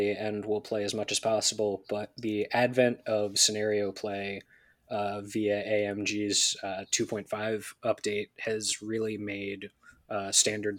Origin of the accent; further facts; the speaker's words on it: West Virginia, United States; also born or lived in greater Philadelphia area; now in Philadelphia, United States; Originally West Virginia